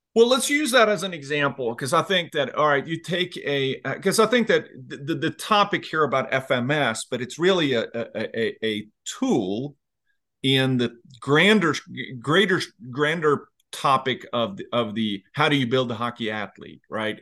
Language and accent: English; Sweden; now in Virginia, United States; I'm originally from Sweden, but I came to the U S nineteen ninety-three